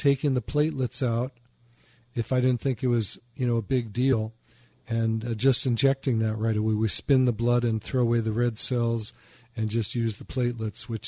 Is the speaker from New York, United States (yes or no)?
no; Chicago, Illinois, United States; moved away; also born or lived in Michigan; I used to live in Michigan. I'm from Chicago